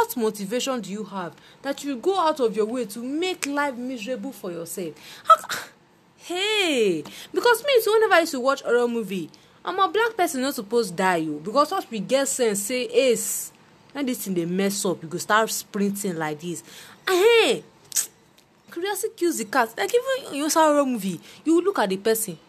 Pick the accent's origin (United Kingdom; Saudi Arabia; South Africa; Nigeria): Nigeria; as Nigerian children